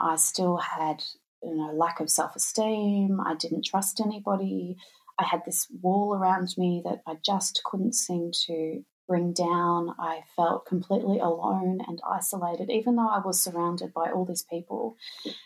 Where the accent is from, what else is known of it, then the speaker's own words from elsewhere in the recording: Australia; I'm from Australia. There's not much snow here